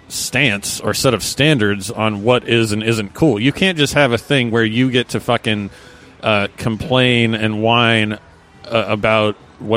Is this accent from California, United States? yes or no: no; Fairbanks, Alaska, United States; born or raised there; moved away